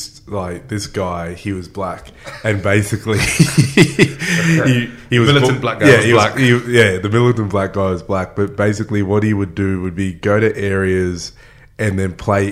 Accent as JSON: {"language": "English", "town": "Mackay", "region": "Queensland", "country": "Australia", "tie": "born or raised there", "said": "I grew up in North Queensland"}